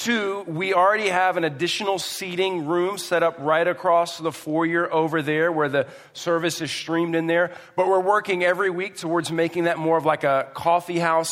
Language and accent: English; Houston, Texas, United States; moved away; I come from Houston.